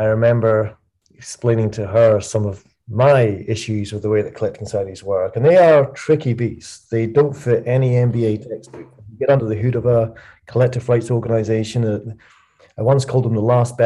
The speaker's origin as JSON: {"language": "English", "town": "Dunbar", "region": "Scotland", "country": "United Kingdom", "tie": "born or raised there", "also_born_or_lived": "Edinburgh / London", "moved": "as an adult", "said": "I moved from Edinburgh, my hometown, a small town called Dunbar, south of Edinburgh"}